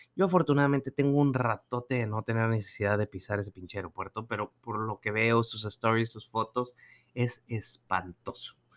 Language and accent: Spanish; Nuevo León, Mexico; allá en mi tierra